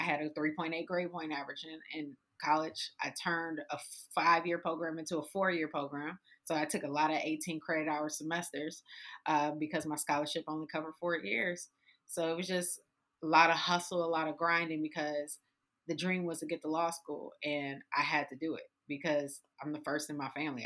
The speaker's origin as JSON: {"language": "English", "town": "Detroit", "region": "Michigan", "country": "United States", "tie": "born or raised there", "said": "I grew up on the west side of Detroit on Joy Road in Livernois, and then Seven Mile Evergreen. Like I grew up in the hood, hood of Detroit"}